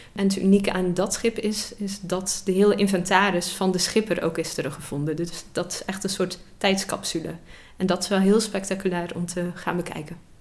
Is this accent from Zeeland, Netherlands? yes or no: yes; Zeeland, Netherlands; ik zelf uit Zeeland kom